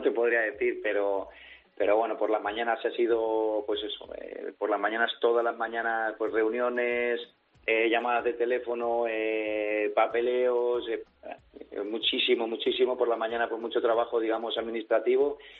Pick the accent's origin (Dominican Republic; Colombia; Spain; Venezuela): Spain; Villarrobledo, Castilla-La Mancha; mi hermano y so, y yo somos de aquí, de Villarrobledo